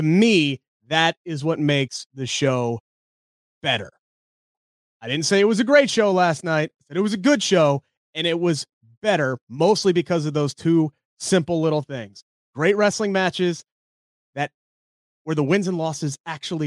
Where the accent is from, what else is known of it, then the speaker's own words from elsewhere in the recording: Cincinnati, Ohio, United States; my hometown